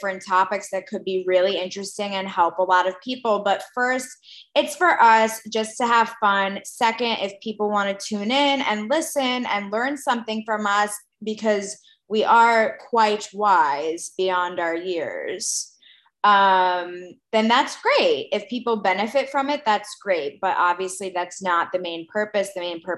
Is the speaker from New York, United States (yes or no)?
yes; New York, United States; now in Israel; we're both from New York, but I live in Israel now